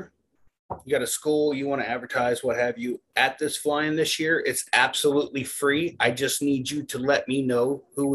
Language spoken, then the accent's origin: English; Florida, United States; I'm from Florida